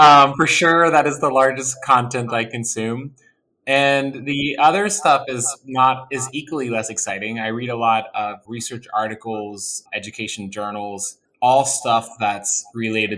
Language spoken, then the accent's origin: English; West Virginia, United States; moved away; growing up in West Virginia, there was probably, and where I'm from in West Virginia, which is really rural